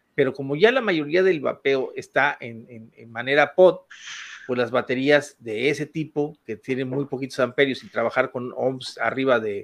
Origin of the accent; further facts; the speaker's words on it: Ciudad Valles, San Luis Potosí, Mexico; moved away; also born or lived in Mexico City; salí de la Ciudad de México y me vine a mi tierra natal, que de aquí, yo de aquí soy